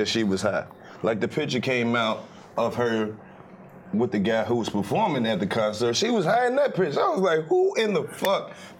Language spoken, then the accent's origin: English; the South, United States; I'm from the South. We're different.